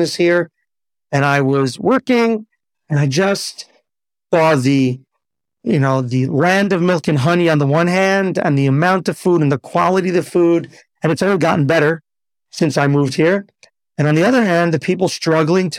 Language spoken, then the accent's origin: English; New York, United States; moved away as an adult; also born or lived in Teaneck, New Jersey / Riverdale, New York; now in Israel; I grew up in New York till the age of 15. Then we went just a little bit over the George Washington Bridge, continued in Teaneck, New Jersey